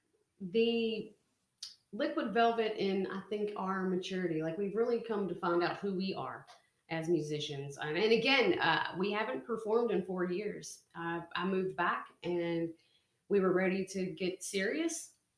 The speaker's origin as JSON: {"language": "English", "region": "Kentucky", "country": "United States", "tie": "born or raised there", "moved": "as an adult", "said": "born and raised in Kentucky."}